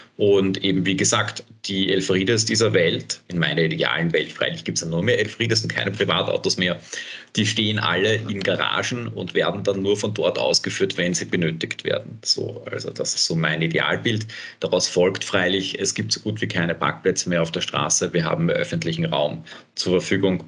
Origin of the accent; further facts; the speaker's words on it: Bad Vöslau, Lower Austria, Austria; now in Vienna, Austria; ich komme aus dem Süden von Wien, meine Eltern wohnen noch immer äh, in Bad Fürslau